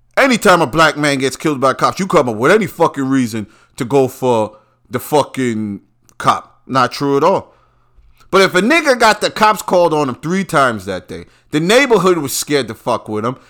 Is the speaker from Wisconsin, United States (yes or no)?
no; New York, United States; I'm from New York